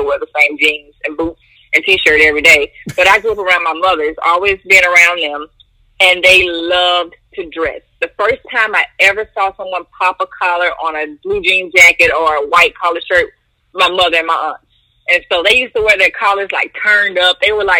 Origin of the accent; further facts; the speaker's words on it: Monroe, Louisiana, United States; Actually, growing up in the South, let's say, it really wasn't where I grew up that influenced my sense of fashion.